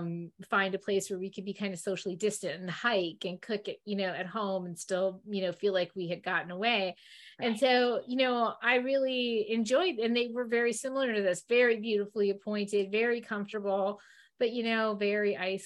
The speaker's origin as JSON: {"language": "English", "region": "New York", "country": "United States", "lives_now": "Florida, United States", "said": "he's from Michigan, I'm from New York area, and like sort of all over. But we've been in Florida now for 22 years"}